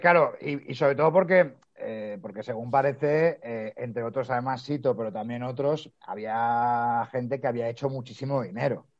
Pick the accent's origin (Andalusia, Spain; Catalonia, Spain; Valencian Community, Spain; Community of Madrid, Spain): Community of Madrid, Spain; Madrid; moved away as an adult; now in Galicia, Spain; yo soy de Madrid, pero ahora estoy aquí en Galicia